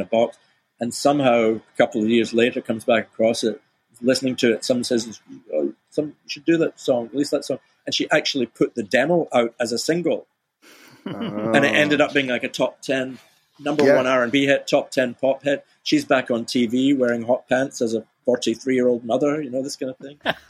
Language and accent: English; United Kingdom; But I was just going to say that growing up in Britain in the 70s, All Platinum was more of a thing